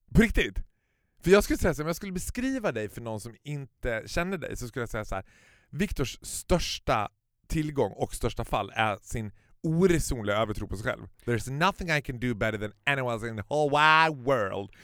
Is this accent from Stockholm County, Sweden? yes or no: yes; Stockholm, Stockholm County, Sweden; som stockholmare